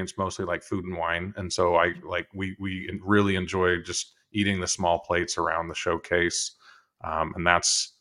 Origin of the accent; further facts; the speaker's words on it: West Coast, United States; I grew up going on the West Coast, so I would go to the California Disneyland